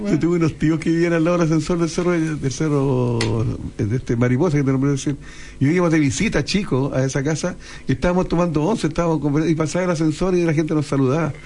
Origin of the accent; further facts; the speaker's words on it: Valparaíso, Chile; yo soy de Valparaíso